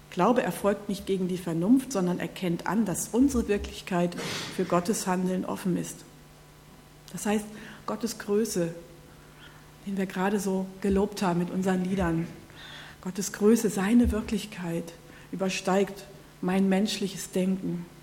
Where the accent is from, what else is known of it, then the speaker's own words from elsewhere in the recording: North Rhine-Westphalia, Germany; aber aus meiner Heimat, so die Gegend Nordrhein-Westfalen